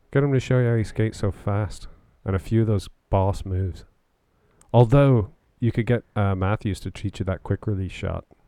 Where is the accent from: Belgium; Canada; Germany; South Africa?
Canada; also born or lived in Oxfordshire, United Kingdom; now in United Kingdom; being Canadian, one of the things I miss the most about Canada is Tim Hortons